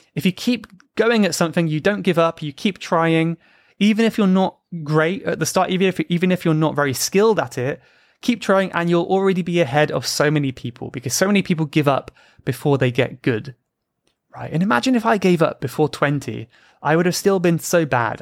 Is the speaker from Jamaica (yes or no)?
no; United Kingdom; Even if I'm British?